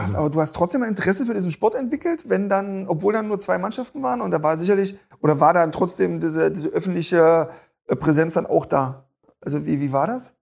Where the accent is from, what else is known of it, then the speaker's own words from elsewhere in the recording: East Germany, Germany; Ich komme selber aus dem Osten